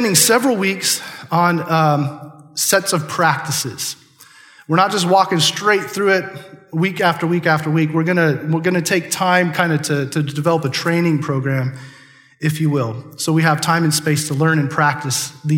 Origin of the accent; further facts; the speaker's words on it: Chatter, Nebraska, United States; I grew up in Chatter, Nebraska